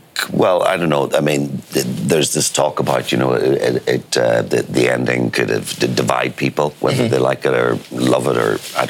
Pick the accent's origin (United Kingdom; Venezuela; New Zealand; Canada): United Kingdom; Belfast, Northern Ireland; And I'm from Belfast.